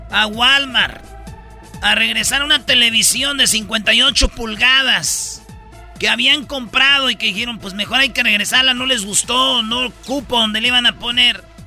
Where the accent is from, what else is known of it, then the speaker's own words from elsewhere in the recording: Jiquilpan, Michoacán, Mexico; Fíjate, también allá en mi pueblo, en Michoacán, en Jiquilpan, murió un locutor, güey.